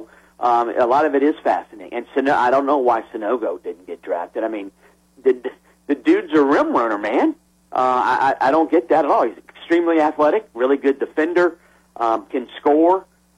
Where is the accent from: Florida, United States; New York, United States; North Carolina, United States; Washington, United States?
Florida, United States; Miami; I grew up in Miami, though the Heat obviously weren't there